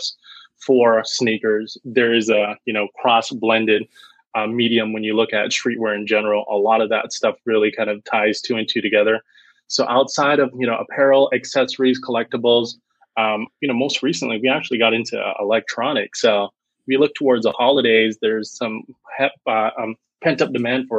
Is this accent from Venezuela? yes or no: no; Canada